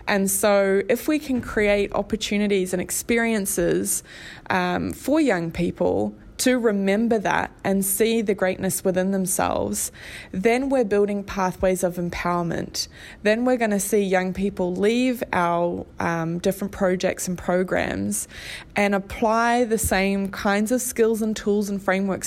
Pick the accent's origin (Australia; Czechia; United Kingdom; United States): Australia; moved away as an adult; now in Hamilton, New Zealand; I'm originally from Australia and moved over here about 11 years ago now.